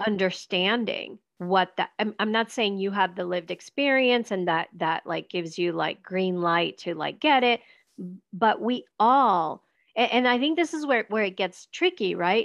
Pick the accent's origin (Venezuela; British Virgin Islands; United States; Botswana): Venezuela; moved away; when i left venezuela